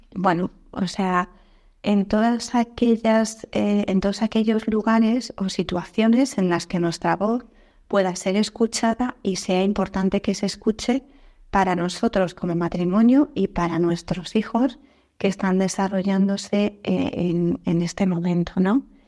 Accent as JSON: {"language": "Spanish", "country": "Spain", "also_born_or_lived": "Sweden / Norway", "moved": "as an adult", "said": "mi marido y yo tuvimos que salir fuera de España a trabajar durante unos años"}